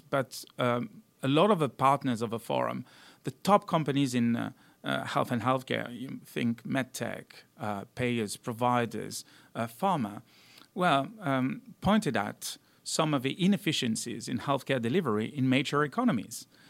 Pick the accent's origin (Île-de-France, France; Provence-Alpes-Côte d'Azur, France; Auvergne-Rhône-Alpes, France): Provence-Alpes-Côte d'Azur, France; south of France near Avignon; moved away as an adult; also born or lived in Valence, France / Marseille, France / Cincinnati, United States; I was born in Valence, which is more or less in the middle of France, but, uh, really grew up in the south of France near Avignon.